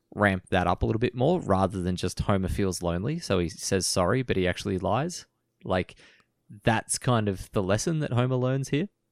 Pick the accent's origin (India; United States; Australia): Australia; we grew up in Australia